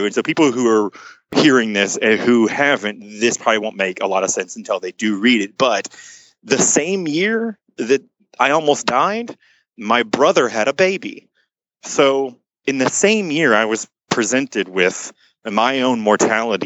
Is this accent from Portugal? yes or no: no; Garland, Texas, United States; I'm from a little town outside of Dallas called Garland